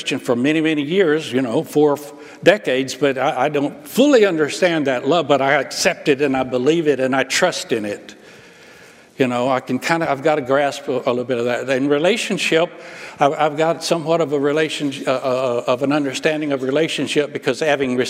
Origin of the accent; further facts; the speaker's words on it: Alabama, United States; I grew up in Alabama